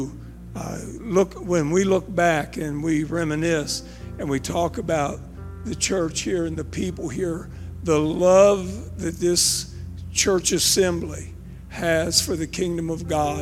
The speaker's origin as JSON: {"language": "English", "town": "Zanesville", "region": "Ohio", "country": "United States", "also_born_or_lived": "Texas", "moved": "as an adult", "lives_now": "Clarksville, Arkansas, United States", "said": "when someone says, where are you from? And I mention Zanesville"}